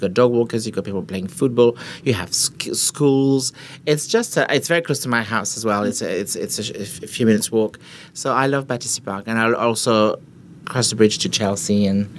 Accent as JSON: {"language": "English", "country": "France", "accent": "French", "second_language": "English", "moved": "as an adult", "lives_now": "London, United Kingdom", "said": "I moved to London when I was 20, so a couple of years ago. 22 years ago. I moved here to learn English. I didn't speak English."}